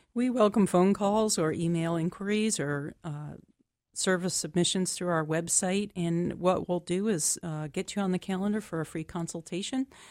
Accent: Liberty, Maine, United States; I am from Liberty, which is in western Waldo County

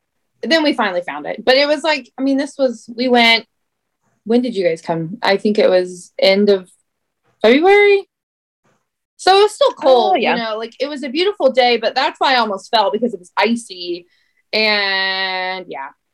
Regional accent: Shelbyville, Indiana, United States; I'm from Shelbyville near Indianapolis.

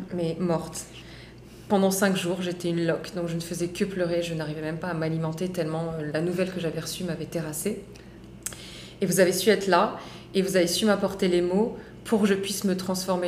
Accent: France; je suis née en France, mais je suis d'origine marocaine

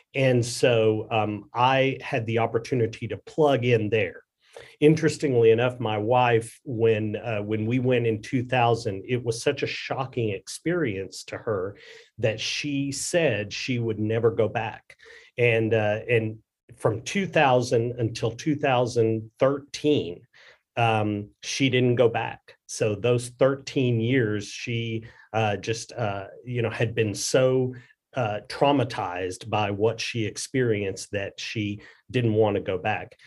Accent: United States; I grew up in this country. I am as American as, uh, you know, uh, uh, hot dogs and, and baseball and apple pie

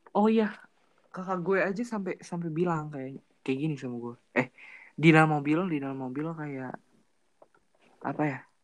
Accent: Bandung, West Java, Indonesia; Gua juga anak Bandung

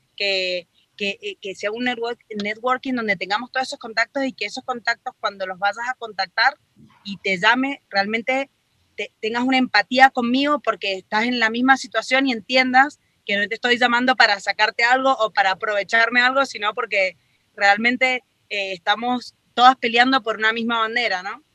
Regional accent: Colombia; now in Mexico; yo nací en Colombia, pero llevo ya más de 21 años, no digo más porque me van a calcular la edad en, México.

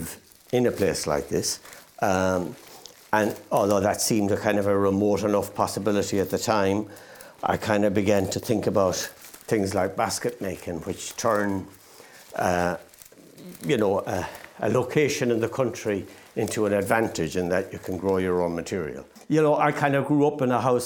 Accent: East Galway, Connacht, Ireland; I'm from East Galway, so it's the same county, but a completely different landscape

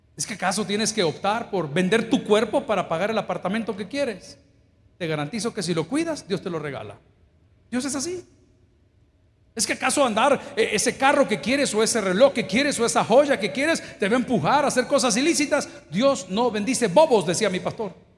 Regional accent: El Salvador; Yo no sé cuántos somos salvadoreños acá

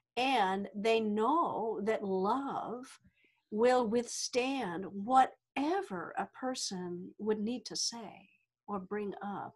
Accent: the Deep South, United States; I grew up in the South, deep South here in the United States

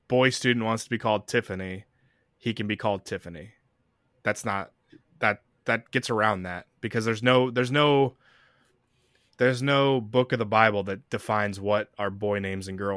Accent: the South, United States; we're both from the South.

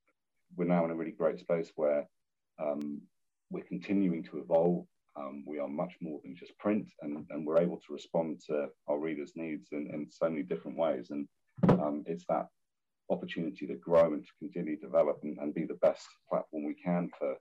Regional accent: Hong Kong; also born or lived in London; Look, my family's from New Zealand. I grew up in Hong Kong. I went to school and uni and worked in London for many years.

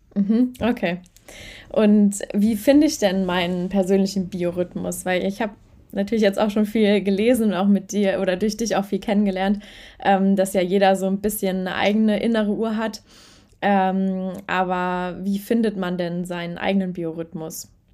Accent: Germany; bei uns in Deutschland

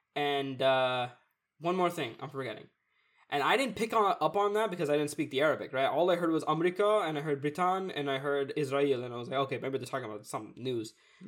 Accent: Pakistan; no, I'm from Pakistan."

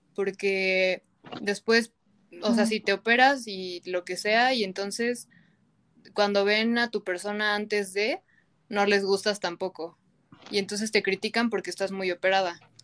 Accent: Mexico; nos sentimos nosotras como mexicanas

